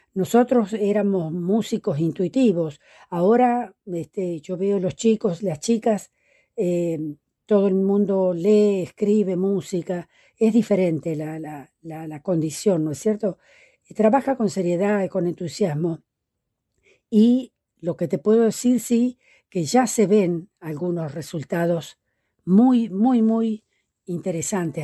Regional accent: La Maruja, La Pampa, Argentina; now in Santa Rosa, Argentina; yo soy del norte de la, de, la, provincia de La Pampa, de un pueblito muy pequeño, eh, que ya casi en el límite con Córdoba, que se llama La Maruja. Allí nací

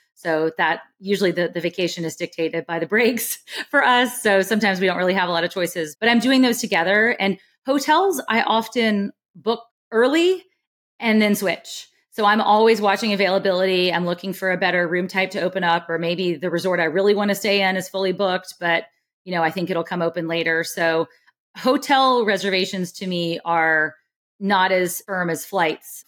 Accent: Alabama, United States; now in California, United States; I grew up in Alabama

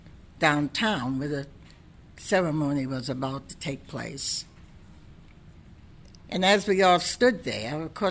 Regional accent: Portsmouth, New Hampshire, United States; I'm from Portsmouth, and I've been through some trials and tribulations myself here growing up

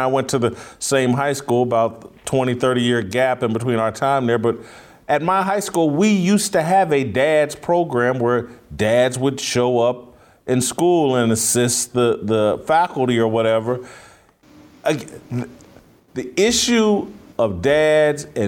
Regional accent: Indianapolis, Indiana, United States; moved away; I'm from Indianapolis, relatively major city, and this weekend, when I was at home in Indianapolis

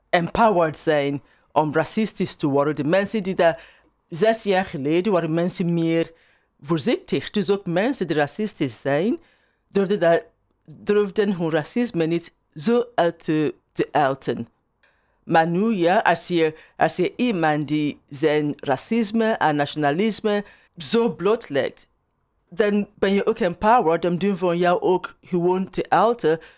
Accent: Turnhout, Flanders, Belgium; In België hadden ze daar echt moeite mee. Dat ze zeggen, ja, ik kom uit Turnhout of Bel België ze vragen, ja, maar, maar waar eigenlijk?

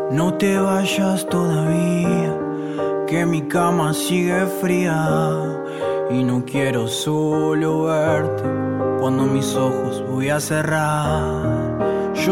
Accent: Corrientes, Argentina; Muy buenas a todos, acá les habla … soy de Corrientes Capital.

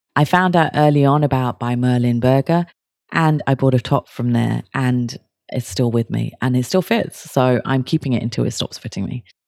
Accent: Kent, South East England, United Kingdom; I'm from Kent, which is outside London

